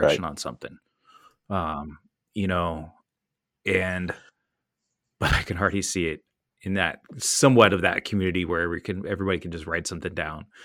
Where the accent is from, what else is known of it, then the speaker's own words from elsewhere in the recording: California, United States; moved away; growing up in California